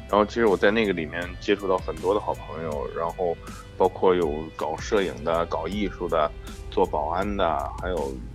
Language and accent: Chinese; Henan, China; accent: Henan dialect; also born or lived in Los Angeles, United States; now in Dallas, United States; 用河南话说